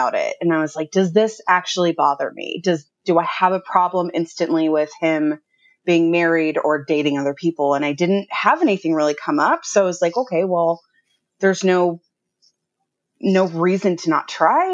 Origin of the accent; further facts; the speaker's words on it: Southern California, United States; I grew up in Southern California